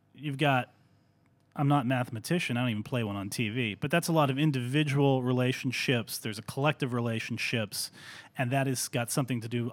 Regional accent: Greensburg, Pennsylvania, United States; moved away; also born or lived in Cleveland; Greensburg, Pennsylvania, my hometown

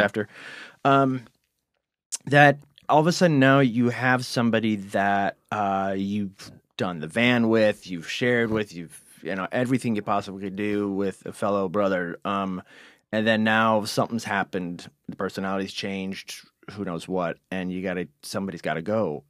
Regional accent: Cleveland, Ohio, United States; accent: Cleveland; my Cleveland accent

